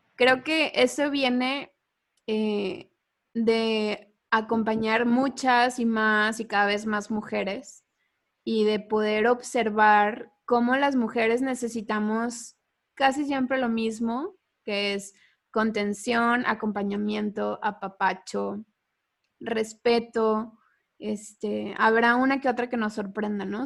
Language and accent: Spanish; Mexico; nosotras tres somos mexicanas